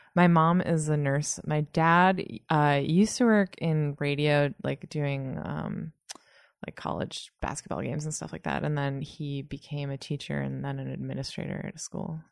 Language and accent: English; north of Boston, Massachusetts, United States; now in New York, United States; I grew up in Massachusetts, just north of Boston